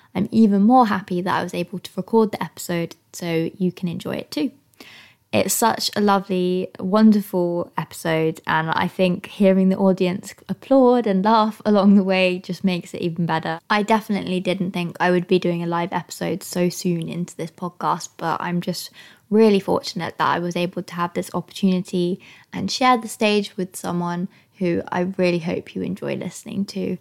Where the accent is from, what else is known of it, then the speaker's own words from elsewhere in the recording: Cheltenham, South West England, United Kingdom; I'm from Cheltenham